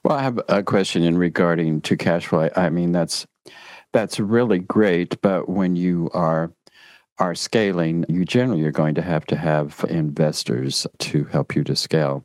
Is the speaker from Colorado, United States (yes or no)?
yes; Durango, Colorado, United States; I grew up in Durango, Colorado